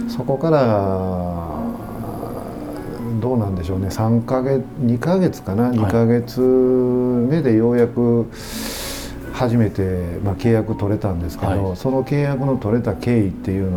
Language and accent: Japanese; Awaji Island, Hyogo, Japan; also born or lived in Tokyo; 私もともと淡路島出身なんですけど